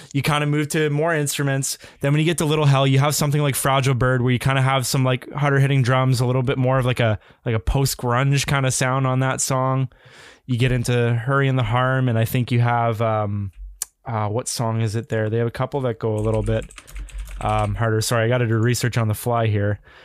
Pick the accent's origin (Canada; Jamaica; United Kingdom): Canada; as a Canadian